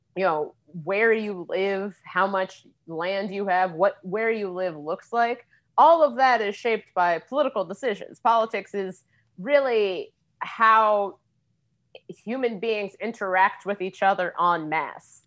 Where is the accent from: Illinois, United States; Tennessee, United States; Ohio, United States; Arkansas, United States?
Ohio, United States; Cincinnati; now in Washington, D.C., United States; I grew up in Cincinnati